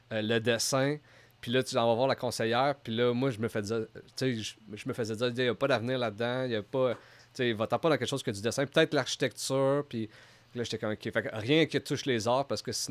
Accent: Gatineau, Quebec, Canada; Ouais, moi, je suis de Gatineau.

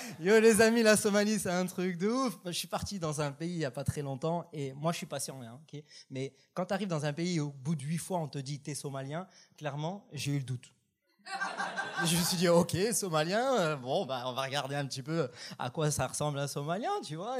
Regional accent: France; moved away as an adult; now in Canada; je suis français

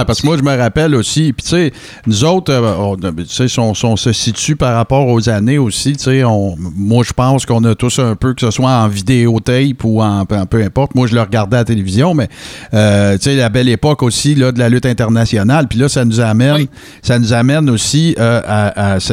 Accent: Abitibi-Témiscamingue, Quebec, Canada; je viens d'une région, là, je viens de l'Abitibi-Témiscamingue

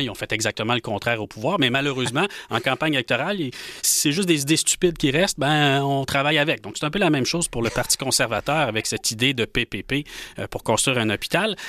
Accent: Rouyn-Noranda, Quebec, Canada; j'ai grandi à Rouen-Noranda

